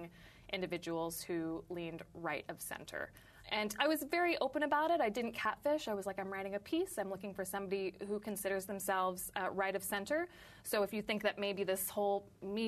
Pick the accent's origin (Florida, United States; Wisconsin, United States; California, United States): California, United States; San Francisco; now in Brooklyn, United States; I live in Brooklyn. I'm from San Francisco